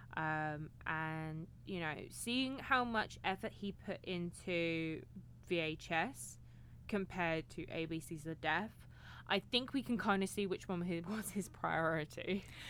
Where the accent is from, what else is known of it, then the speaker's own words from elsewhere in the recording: United Kingdom; I'm British